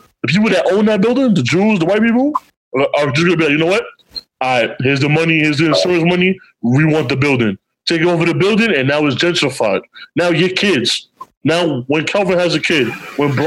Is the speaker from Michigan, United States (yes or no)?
no; New York City, New York, United States; also born or lived in the Bronx; I'm from Harlem